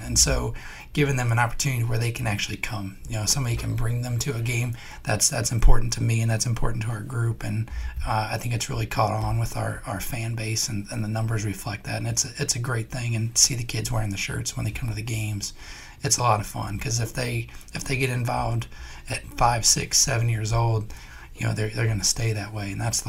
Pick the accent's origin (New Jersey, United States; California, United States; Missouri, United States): Missouri, United States; St. Louis; I had similar with growing up in St. Louis with the Cardinals, like Jack Buck was.